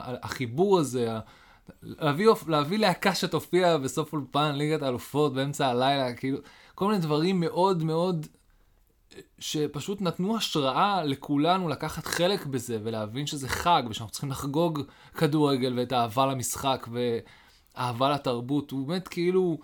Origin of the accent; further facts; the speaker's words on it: Haifa, Haifa District, Israel; אני גדלתי בחיפה